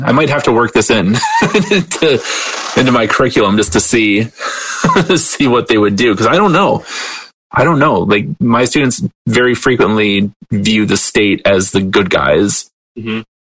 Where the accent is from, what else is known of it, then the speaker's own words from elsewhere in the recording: Detroit, Michigan, United States; now in Wilkes-Barre, United States; I grew up outside of Detroit as well